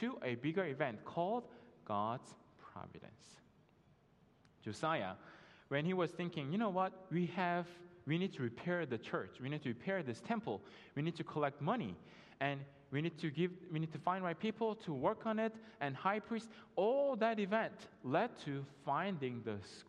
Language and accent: English; South Korea; now in United States; I was done with my school here in the States, and I went back home to Korea